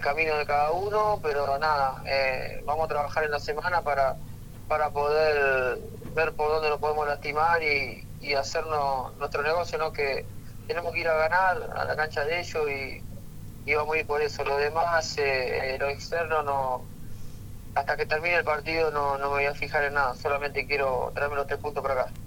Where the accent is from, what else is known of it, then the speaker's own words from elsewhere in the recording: Argentina; como todo argentino